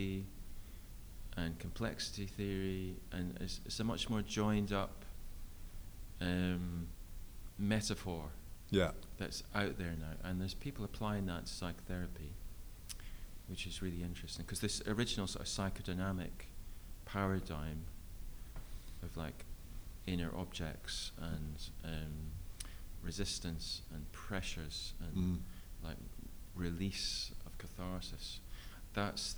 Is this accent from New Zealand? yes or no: no; Scotland, United Kingdom; moved away as an adult; also born or lived in London; from Scotland and I'd recently just moved down to London, and we don't have meadows in Scotland.